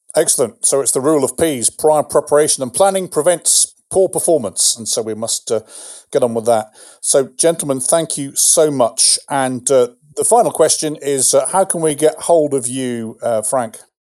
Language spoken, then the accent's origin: English; England, United Kingdom; moved away as an adult; now in United States; as an Englishman